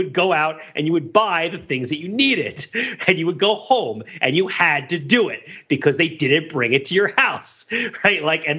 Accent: New Jersey, United States; now in Massachusetts, United States; I grew up in New Jersey in the 80s

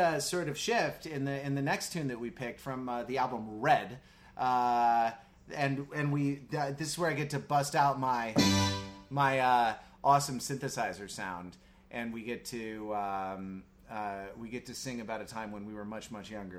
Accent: New York, United States; As a New Yorker, you can say it, you know.

